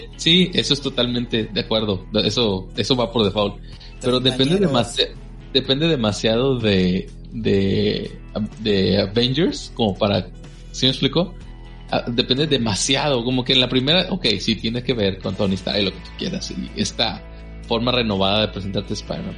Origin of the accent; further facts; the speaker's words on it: Nuevo León, Mexico; acá en Nuevo León le llamamos grupera